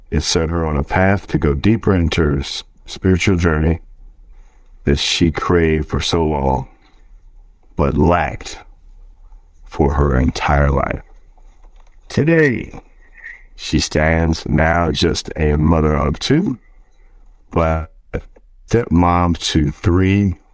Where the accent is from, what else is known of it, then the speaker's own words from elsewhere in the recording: Richmond, United States; born there; So, I was born in Richmond